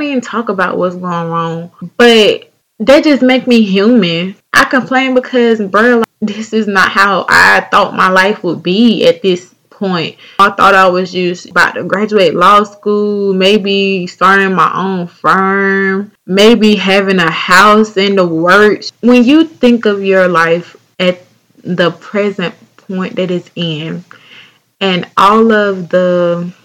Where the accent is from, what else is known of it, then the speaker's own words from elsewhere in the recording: North Carolina, United States; accent: southern; my home state, North Carolina, North Kakalaki